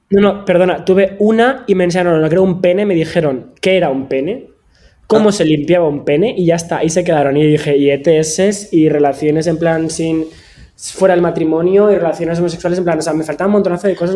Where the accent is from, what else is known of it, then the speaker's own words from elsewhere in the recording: Valencia, Valencian Community, Spain; yo de Valencia